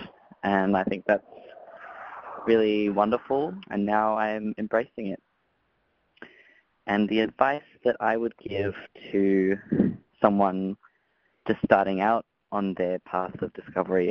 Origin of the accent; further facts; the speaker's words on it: Melbourne, Victoria, Australia; I'm from Melbourne